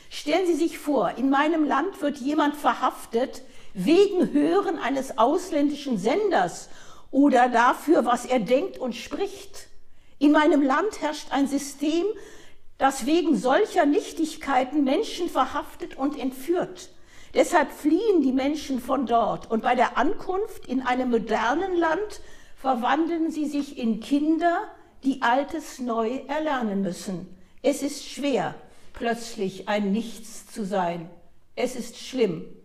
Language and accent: German; Eritrea; Und ich komme von dort, aus Eritrea.